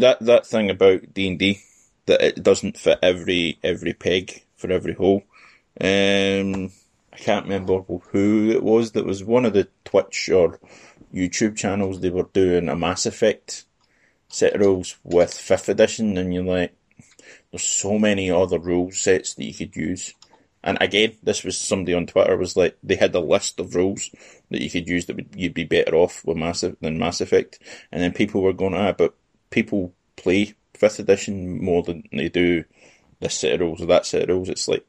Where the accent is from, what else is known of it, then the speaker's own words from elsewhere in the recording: Scotland, United Kingdom; first language Scottish Gaelic; English is a second language; My little cousin, she grew up in Uist, one of the islands, and they speak Gaelic. And it's my mother tongue, but cannot understand a bloody word of what they say.